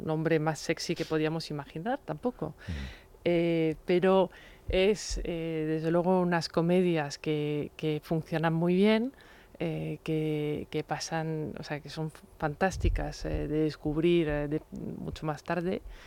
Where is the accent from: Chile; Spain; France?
France; como francesa